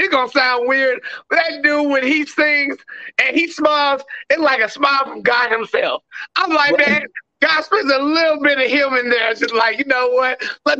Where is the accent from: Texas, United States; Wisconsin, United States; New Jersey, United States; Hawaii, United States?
Texas, United States; I'm from Texas